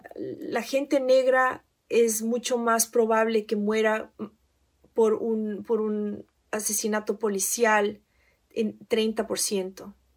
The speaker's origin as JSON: {"language": "Spanish", "country": "Ecuador", "moved": "yes", "lives_now": "United States", "said": "soy ecuatoriana y que he vivido en Estados Unidos por más de 20 años"}